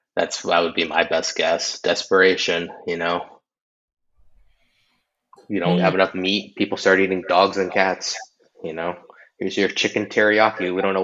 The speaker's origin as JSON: {"language": "English", "country": "United States", "tie": "born or raised there", "said": "I was born in America. You know, my dad doesn't speak a lick of Chinese."}